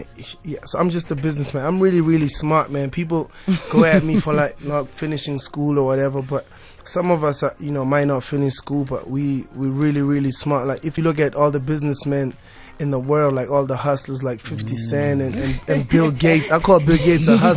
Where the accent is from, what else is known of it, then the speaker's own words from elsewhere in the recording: South Africa; I'm South African